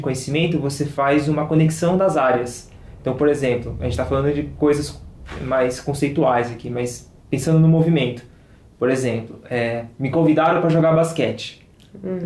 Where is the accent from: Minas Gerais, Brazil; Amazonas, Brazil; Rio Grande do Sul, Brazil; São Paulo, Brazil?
São Paulo, Brazil; nós somos de São Paulo